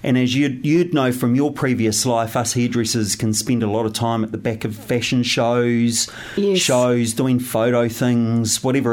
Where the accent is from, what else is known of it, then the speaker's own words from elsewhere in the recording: Wairarapa, Wellington, New Zealand; moved away as an adult; now in Wellington, New Zealand; I grew up in the Wairarapa, so not far away.